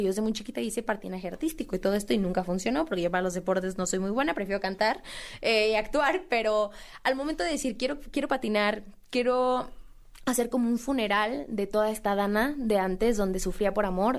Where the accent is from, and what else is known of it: Mexico